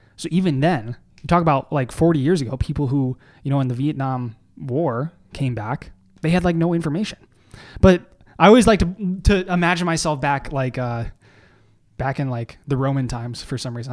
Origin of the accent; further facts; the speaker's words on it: Canada; I am a Canadian significant other